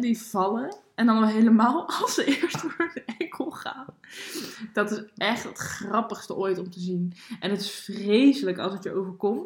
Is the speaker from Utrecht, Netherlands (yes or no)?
yes; Baarn, Utrecht, Netherlands; moved away as an adult; Ik eh, ben daar geboren. Ik heb daar 19 of 18 jaar of zo gewoond